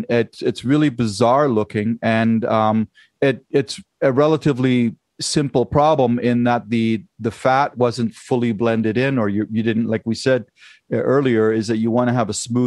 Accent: Germany; moved away; I grew up in Germany and trained in Germany

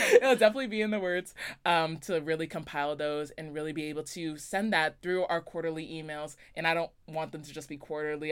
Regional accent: Las Vegas, Nevada, United States; moved away; I'm originally from Las Vegas, Nevada

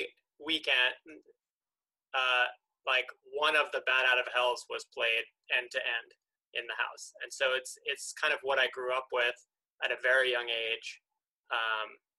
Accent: near Princeton, New Jersey, United States; moved away as an adult; also born or lived in upstate New York; now in New York City, United States; So I grew up in New Jersey, near Princeton, New Jersey

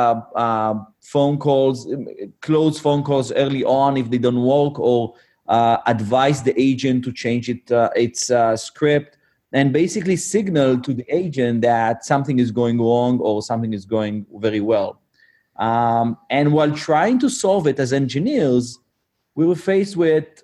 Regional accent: Israel; born and raised in Israel

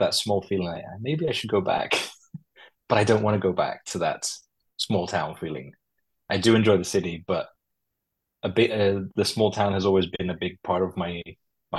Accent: Crete, Greece; I grew up in a seaside village, basically, here in a village town here in Greece. So a lot of the aesthetic is and the way that it's been set out, set up as a town is basically where I grew up in Crete.

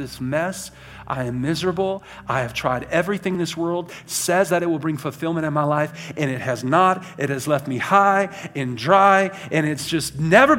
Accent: Birmingham, Alabama, United States; now in Idaho, United States; I was born in Birmingham, Alabama

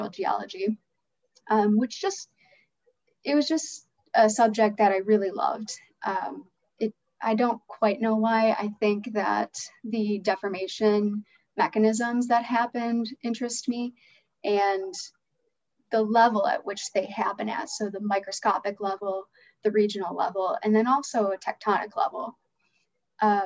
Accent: Chicago, Illinois, United States; growing up in Chicago

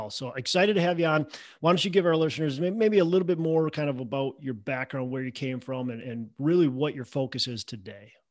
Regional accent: Boston, Massachusetts, United States; So I'm from Boston

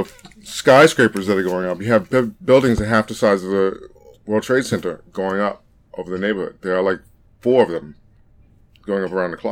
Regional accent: New York City, New York, United States; moved away as an adult; also born or lived in Brooklyn, New York; when I grew up in Queens and we had houses, everyone knew each other

